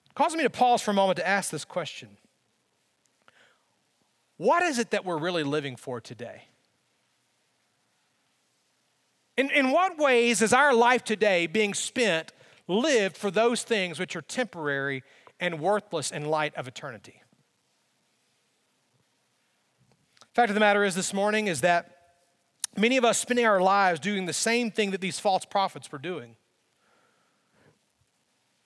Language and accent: English; Alabama, United States; growing up in Alabama